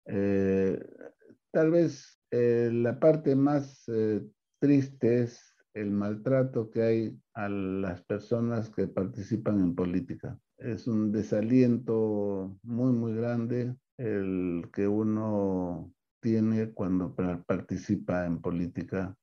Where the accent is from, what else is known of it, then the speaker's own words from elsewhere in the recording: Peru; hemos trabajado pues como peruanos